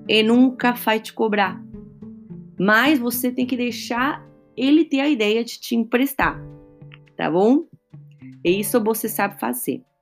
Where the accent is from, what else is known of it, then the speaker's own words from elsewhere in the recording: Argentina; now in São Paulo, Brazil; eu moro em São Paulo, mas sou argentina com ascendente em Calábria, na Itália, tá bom?